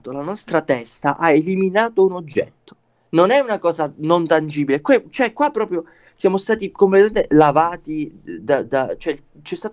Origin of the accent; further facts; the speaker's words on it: Calabria, Italy; siamo calabresi